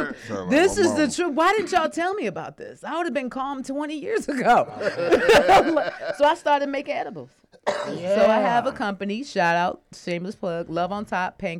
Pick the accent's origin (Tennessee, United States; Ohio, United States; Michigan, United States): Michigan, United States; Detroit; moved away as an adult; also born or lived in Norfolk, Virginia; I grew up in Detroit, and then I lived in Norfolk for like 12 years where I went to undergrad.